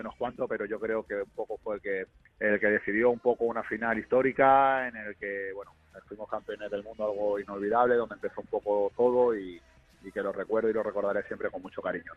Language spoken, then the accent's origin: Spanish; Málaga, Andalusia, Spain; moved away as an adult; also born or lived in South America; now in Hungary; Soy demasiado malagueño, pero universal